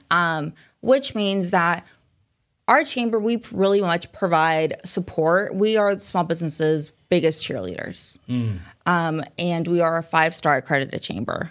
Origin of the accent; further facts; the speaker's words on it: Springdale, Arkansas, United States; also born or lived in Rogers, Arkansas / Phoenix, Arizona; I was born and raised here in Northwest Arkansas